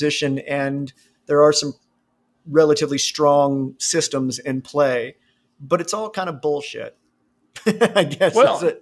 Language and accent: English; Ohio, United States; now in Alabama, United States; I'm originally from Ohio